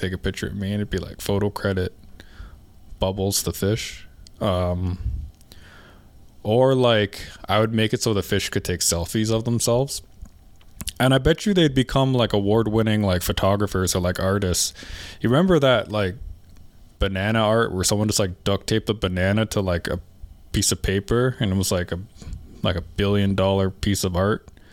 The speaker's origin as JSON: {"language": "English", "country": "Canada", "lives_now": "Alberta, Canada", "said": "I'm from Canada. I'm Canadian."}